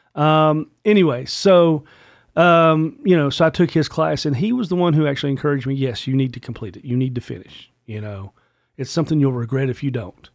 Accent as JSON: {"language": "English", "region": "Virginia", "country": "United States", "also_born_or_lived": "Richmond, Virginia", "said": "as a Virginian"}